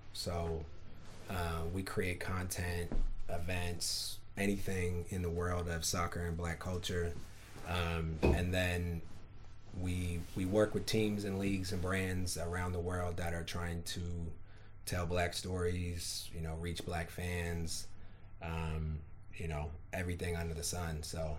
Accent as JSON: {"language": "English", "town": "Oakland", "region": "California", "country": "United States", "said": "Oakland, California."}